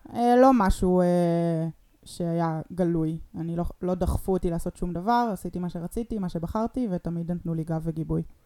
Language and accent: Hebrew; Rehovot, Central District, Israel; also born or lived in Ness Ziona; now in Tel Aviv, Israel; גדלתי ברחובות ובנס ציונה